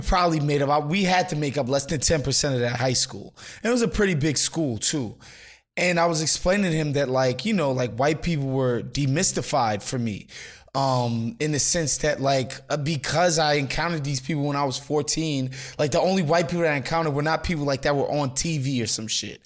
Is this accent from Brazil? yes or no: no; New York City, New York, United States; growing up in New York City